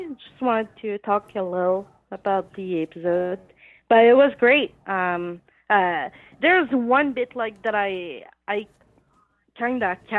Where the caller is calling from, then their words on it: Quebec, Canada; from Quebec, Canada.